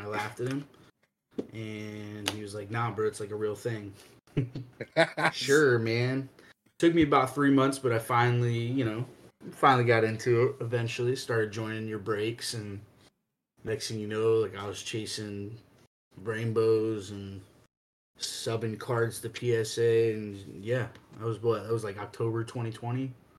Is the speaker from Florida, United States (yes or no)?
yes; Tampa, Florida, United States; moved away as an adult; now in Florida panhandle, United States; Well, me, I'm from Tampa, Florida. Live up in the panhandle of Florida now. NoFlo, if you will.